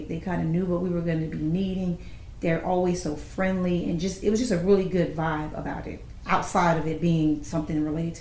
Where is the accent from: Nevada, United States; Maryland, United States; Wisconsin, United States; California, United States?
California, United States; Los Angeles; moved away; my hometown